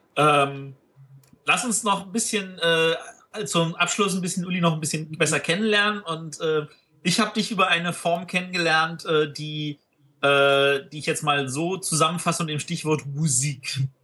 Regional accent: Berlin, Germany; als Berliner

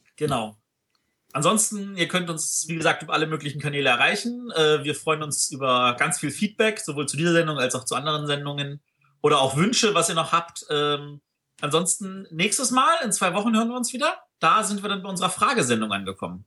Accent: Berlin, Germany; als Berliner

